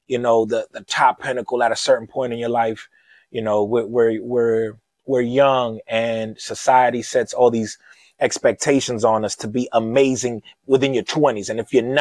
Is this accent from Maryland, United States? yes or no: yes; Lewisdale, Maryland, United States; Hyattsville is ghetto. I tell people I'm from Lewisdale, they're like, "Oh, damn, ghetto as hell."